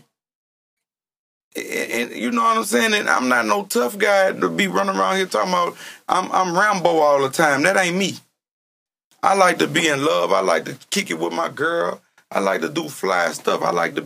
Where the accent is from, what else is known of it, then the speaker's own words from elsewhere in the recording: Louisiana, United States; now in Columbus, United States; I'm from Louisiana.